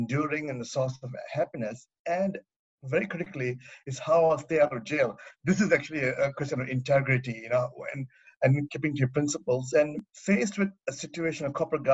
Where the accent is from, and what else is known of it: Australia; moved away as an adult; also born or lived in Phnom Penh, Cambodia